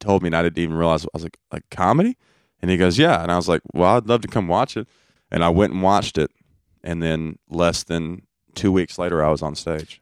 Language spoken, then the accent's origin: English; Brookwood, Alabama, United States; I am from Brookwood, Alabama.